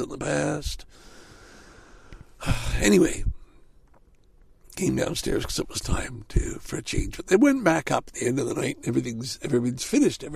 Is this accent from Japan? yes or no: no; Canada; there's a few Canadians amongst us, and I'm proud waving that Canadian flag